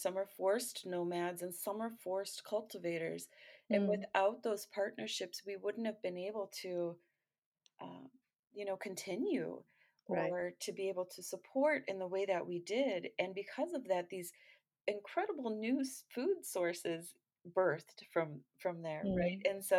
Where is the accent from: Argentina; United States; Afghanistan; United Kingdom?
United States; Great Lakes; I'm from the Great Lakes region.